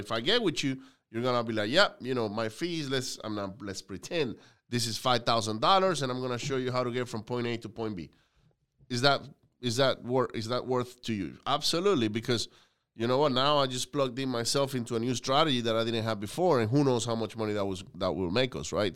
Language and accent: English; Venezuela; now in United States; I grew up in Venezuela